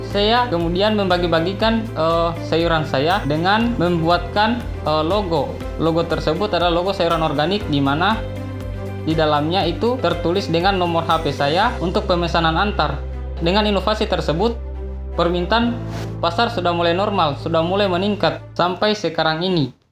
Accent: Labulu-Bulu, Southeast Sulawesi, Indonesia; Saya berasal dari Desa Labulu-Bulu, Kecamatan Parigi, Kabupaten Muna, Sulawesi Tenggara.

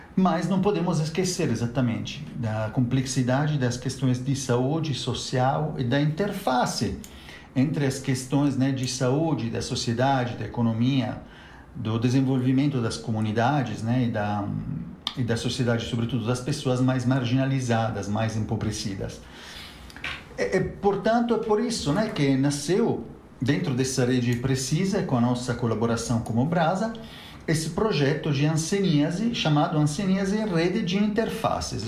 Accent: Italy; now in Brazil; eu mesmo sou italiano

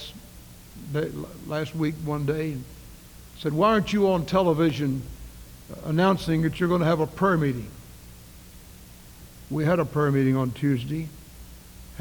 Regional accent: the South, United States; also born or lived in New Castle, Kentucky (ancestry); I'm a Southerner.

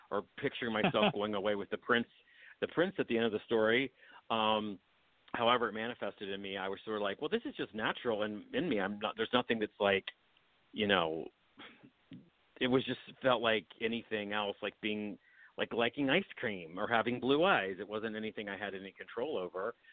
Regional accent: West Virginia, United States; also born or lived in Petersburg, Virginia / Summersville, West Virginia; I was born in Virginia, near outside of Richmond, in a town called Petersburg and then when I was really small, we moved to southern part of West Virginia in Summersville

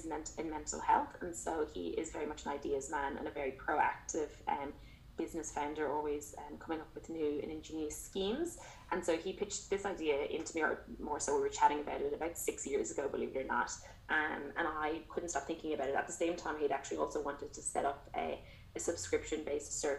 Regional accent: Waterford, Munster, Ireland; moved away as an adult; now in Melbourne, Australia; I'm from Ireland originally. So Waterford in the alleged sunny southeast.

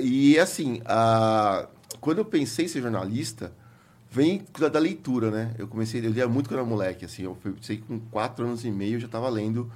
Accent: São Paulo, Brazil; also born or lived in Santa Cecília, São Paulo; Sou cria do Capão. Cheguei no Capão com 6 anos de idade, saí com 20, me formei lá

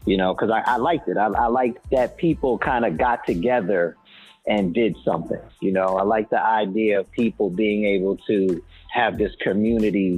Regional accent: New York, United States; now in Atlanta, United States; I'm presently in living in Atlanta, and I'm originally from New York.

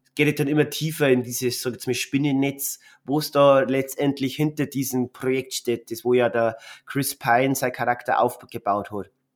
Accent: Bavaria, Germany; bei uns in Bayern

